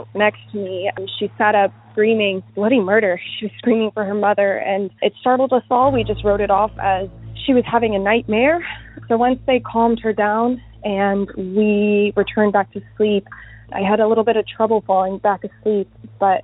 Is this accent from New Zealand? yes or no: no; Houston, Texas, United States; I am from Houston